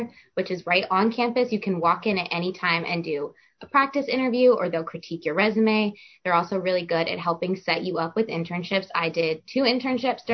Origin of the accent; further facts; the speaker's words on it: Orlando, Florida, United States; I'm from Orlando, Florida.